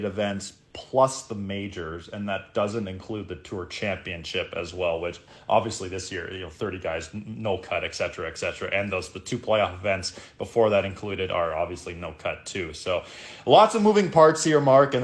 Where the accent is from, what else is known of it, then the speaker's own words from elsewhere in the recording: Canada; we're Canadian